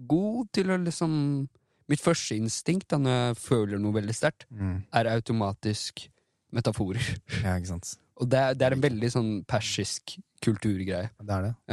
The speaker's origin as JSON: {"language": "Norwegian", "country": "Iran", "said": "det er noe fornærmende for meg som iraner mm. å se at symbolikken på, på det mm. ble en anti-hijab-kamp."}